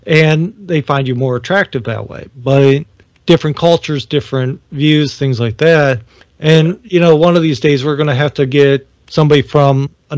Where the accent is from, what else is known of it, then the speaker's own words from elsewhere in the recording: Ohio, United States; I grew up in Ohio